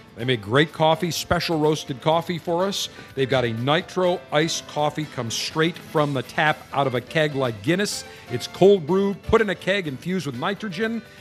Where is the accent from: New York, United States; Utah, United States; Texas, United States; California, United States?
New York, United States; Buffalo; now in Tampa, United States; Buffalo, New York, my hometown